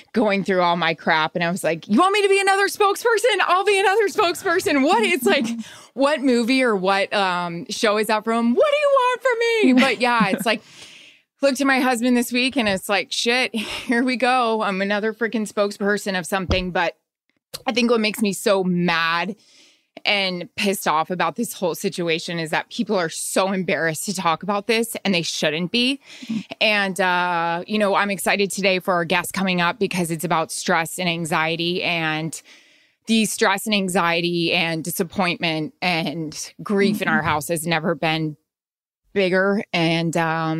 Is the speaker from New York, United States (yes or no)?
no; Florida, United States; growing up in Florida.